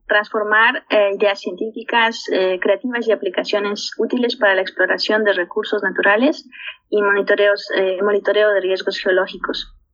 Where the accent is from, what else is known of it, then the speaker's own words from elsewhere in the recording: La Paz, Bolivia; also born or lived in Montpellier, France; nací a los 3.600 metros sobre el nivel del mar en lo que es la ciudad de La Paz. Es una ciudad eh, en Bolivia